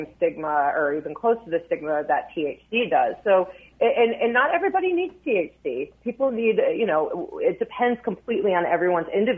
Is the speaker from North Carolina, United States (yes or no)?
no; Maryland, United States; my home state of Maryland.